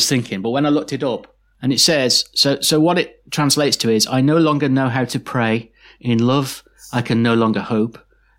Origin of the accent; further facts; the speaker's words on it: Liverpool, North West England, United Kingdom; we're all from Liverpool, so it's all Irish descent.